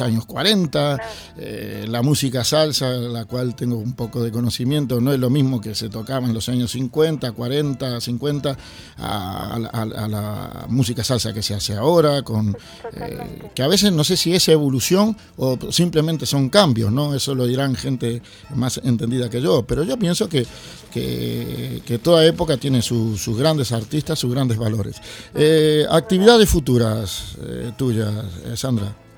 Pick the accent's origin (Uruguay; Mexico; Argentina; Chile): Uruguay; Montevideo; Yo que soy de Montevideo